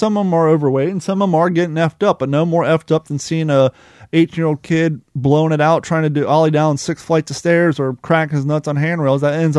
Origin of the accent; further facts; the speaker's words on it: Kentucky, United States; When we were young, especially growing up in Kentucky